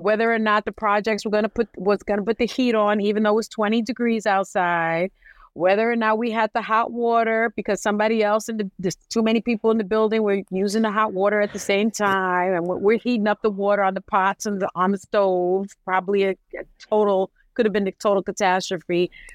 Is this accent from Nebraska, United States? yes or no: no; New York City, New York, United States; I'm from the South Bronx projects, the Saint Mary's projects.